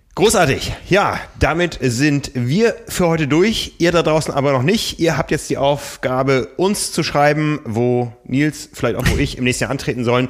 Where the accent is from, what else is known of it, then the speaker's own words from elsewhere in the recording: Osnabrück, Lower Saxony, Germany; in meiner Heimat Osnabrück